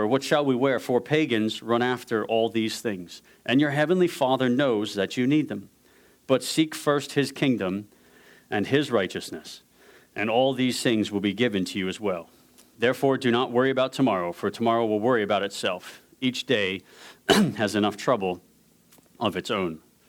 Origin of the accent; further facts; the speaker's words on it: New York, United States; also born or lived in Ohio / Scotland; My accent is super corrupted. So I'm from New York, went to Ohio State, went to Scotland for 13 years, did another year in Ohio, 2 years in Katy.